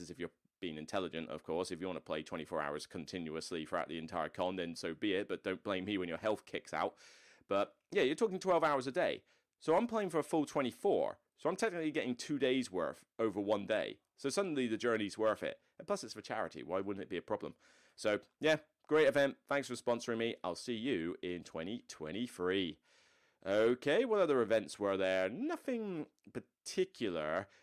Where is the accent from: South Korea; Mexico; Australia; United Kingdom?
United Kingdom; West Country, South West England; moved away; in the like West Country area where I'm from.